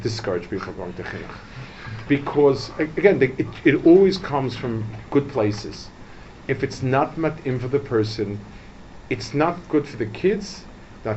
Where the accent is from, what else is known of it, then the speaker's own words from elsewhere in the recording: New York City, New York, United States; I grew up in Lower East Side.